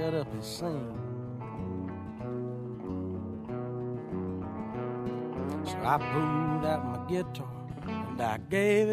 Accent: Richland, Georgia, United States; also born or lived in Ellaville, Georgia; I grew up in Ellaville, and I was raised in Richland, and that's all 10 minutes from Plains, Georgia

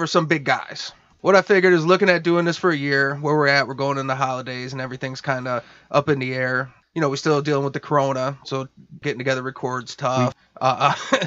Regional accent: Detroit, Michigan, United States; we're from Detroit, which is the Midwest

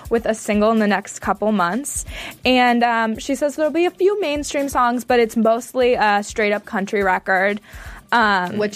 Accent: San Francisco, California, United States; So if you're in New York, Los Angeles, Boston, Chicago, my hometown, San Francisco, go check it out.

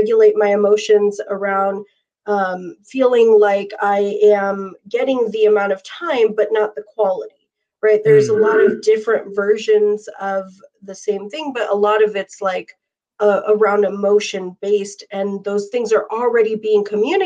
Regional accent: Arizona, United States; my hometown in Arizona

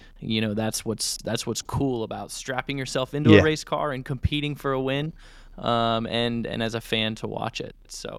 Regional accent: United States

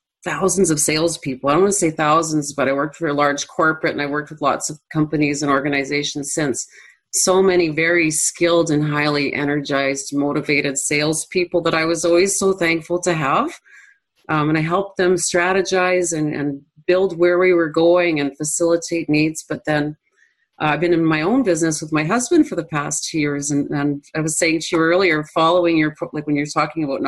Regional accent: Manitoba, Canada; I'm from Central Canada.

